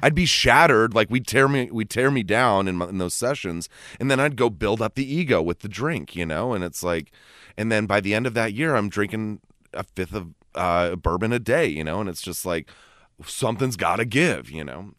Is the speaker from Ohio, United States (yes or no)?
no; Los Gatos, California, United States; I grew up in Los Gatos